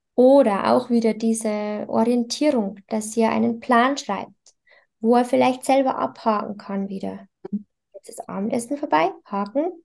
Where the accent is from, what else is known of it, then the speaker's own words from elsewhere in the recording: Bavaria, Germany; bei uns in Bayern